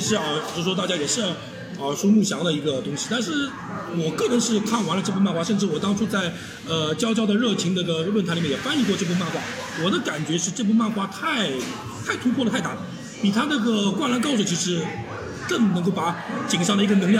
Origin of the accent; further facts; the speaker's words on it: Japan; 其实《三国演义》这本书在日本是没有人知道的，我们日本人知道都是叫《三国志演义》。